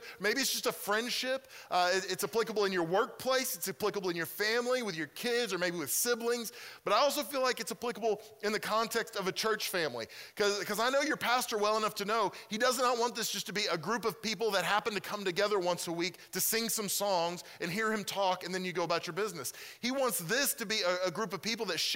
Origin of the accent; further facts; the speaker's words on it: Mustang, Oklahoma, United States; moved away as an adult; now in Pennsylvania, United States; I'm originally from Mustang. I grew up there, and so I'm from this area.